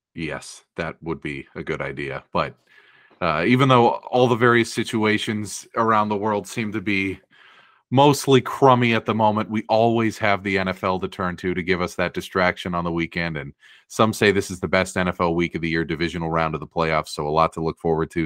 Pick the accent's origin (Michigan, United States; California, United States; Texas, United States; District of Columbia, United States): California, United States; Bay Area; we grew up in the Bay Area